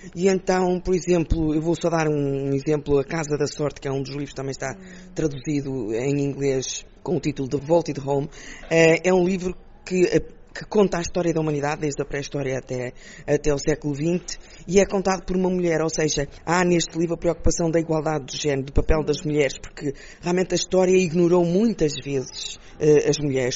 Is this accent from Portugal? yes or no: yes; Portugal; nós como portugueses